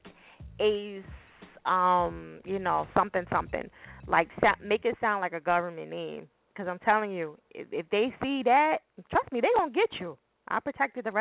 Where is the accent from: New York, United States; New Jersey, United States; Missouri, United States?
New Jersey, United States; now in Philadelphia, United States; I'm from Jersey, in case y'all do not know. I live in Philly, but I'm from Jersey